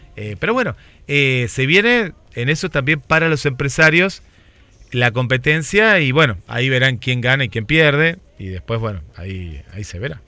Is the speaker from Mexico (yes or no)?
no; Argentina; como argentino